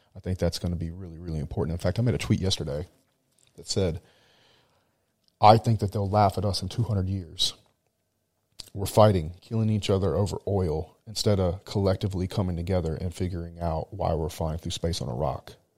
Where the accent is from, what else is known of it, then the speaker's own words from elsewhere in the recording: United States; now in Dubai, United Arab Emirates; I'm American